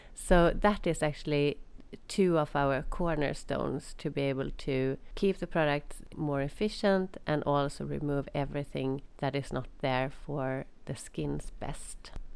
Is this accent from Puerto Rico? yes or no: no; Sweden; moved away as an adult; also born or lived in England / Jordan / Netherlands / Ireland; when it was time to move back to to Sweden